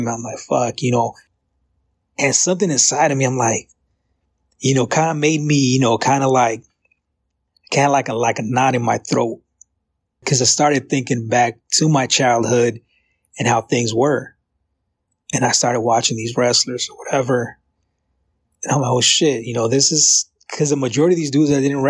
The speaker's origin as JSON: {"language": "English", "town": "San Francisco", "region": "California", "country": "United States", "tie": "born or raised there", "said": "a native San Franciscan"}